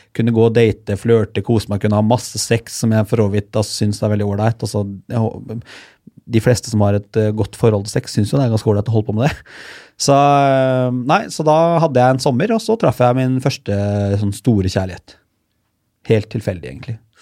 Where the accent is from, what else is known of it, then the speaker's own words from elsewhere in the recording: Hallingdal, Buskerud, Norway; jeg er jo fra Hallingdal. Lite sted, årlig Hallingdal